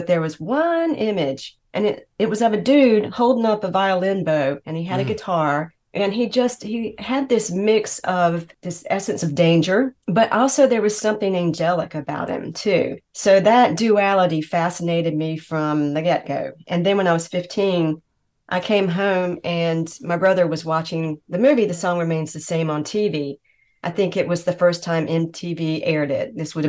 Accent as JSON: {"language": "English", "town": "Greenville", "region": "North Carolina", "country": "United States", "said": "I'm from Greenville, North Carolina."}